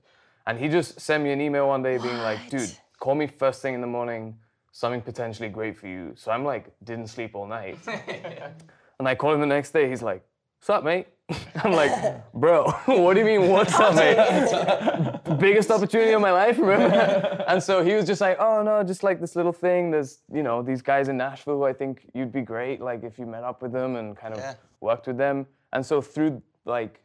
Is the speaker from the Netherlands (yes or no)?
no; Gibraltar; moved away; I'm from Gibraltar. It's like a little British overseas territory in Spain.